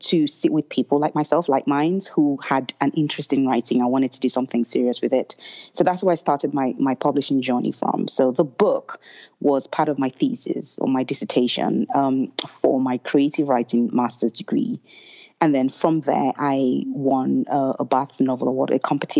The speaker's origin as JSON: {"language": "English", "region": "Lagos", "country": "Nigeria", "tie": "born or raised there", "moved": "as an adult", "said": "growing up in Nigeria and Lagos, I grew up in a neighborhood where we had a lot of housemaids"}